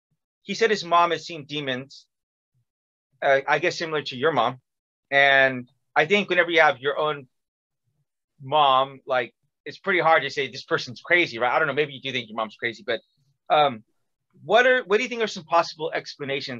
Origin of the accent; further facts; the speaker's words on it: California, United States; moved away as an adult; also born or lived in Missouri; I was from California, but went to school in Missouri